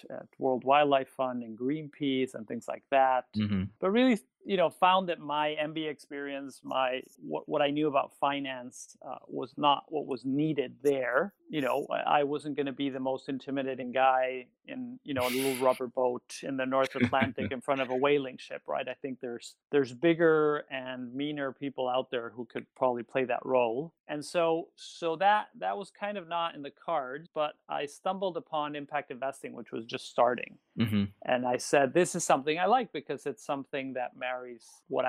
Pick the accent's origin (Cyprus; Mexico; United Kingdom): Mexico; I'm born and raised Mexican